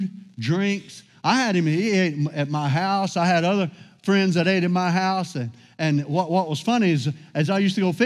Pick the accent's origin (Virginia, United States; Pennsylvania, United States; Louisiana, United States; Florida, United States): Louisiana, United States; I grew up in Louisiana